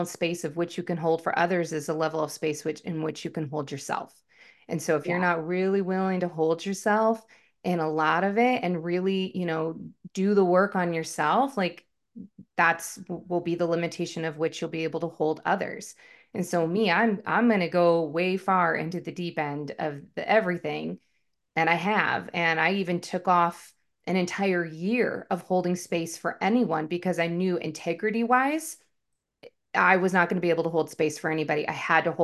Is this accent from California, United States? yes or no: no; Washington, United States; now in Phoenix, United States; So I'm originally from Washington State, born and raised. Lived about 40 minutes north of downtown Seattle